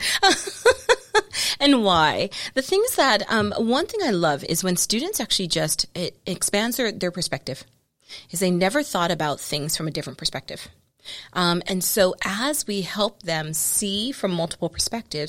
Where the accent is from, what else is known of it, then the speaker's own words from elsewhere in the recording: United States; we all still think as Americans